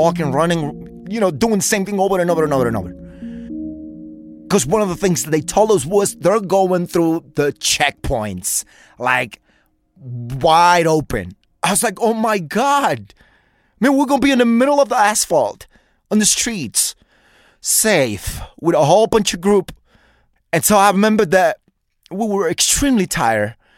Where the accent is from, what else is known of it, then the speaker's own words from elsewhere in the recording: New York, United States; moved away; I'm from New York